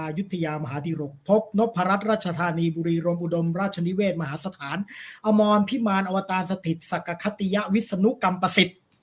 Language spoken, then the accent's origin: Thai; Bangkok, Thailand; ใน ฐานะ บ้าน อยู่ บางกอก น้อย นี่ต้อง ถือ ตัวเอง เป็น คน บางกอก น้อย